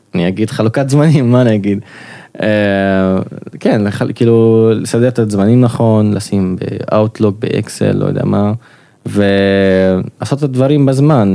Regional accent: Nazareth, Northern District, Israel; moved away as an adult; now in Haifa, Israel; אני מקור נצרת, כרגע גר בחיפה

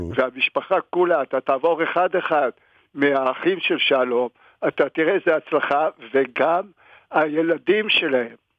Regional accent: Tirat Carmel, Haifa District, Israel; אני כילד גרתי כאן באוהל

